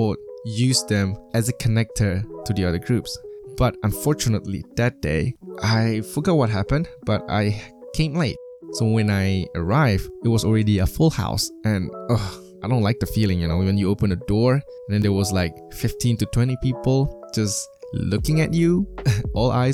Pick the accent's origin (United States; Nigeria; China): China; moved away; I was from China